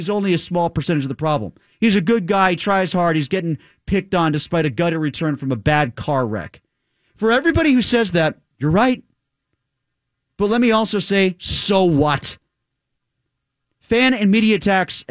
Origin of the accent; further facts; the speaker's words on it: Connecticut, United States; growing up in Connecticut